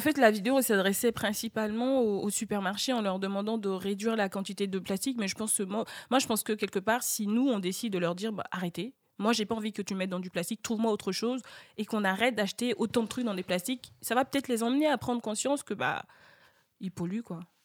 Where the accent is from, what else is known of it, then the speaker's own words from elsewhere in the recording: Côte d’Ivoire; chez nous, en Côte d'Ivoire